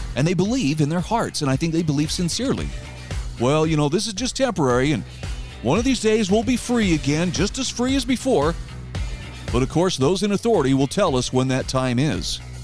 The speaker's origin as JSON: {"language": "English", "region": "Utah", "country": "United States", "said": "my home state of Utah."}